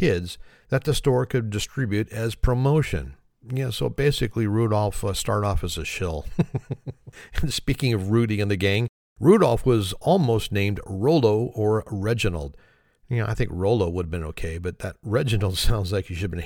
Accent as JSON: {"language": "English", "town": "Oakland", "region": "California", "country": "United States", "tie": "born or raised there", "said": "I grew up right across the bay in Oakland, California. That's where I was born, so Oakland's my hometown there."}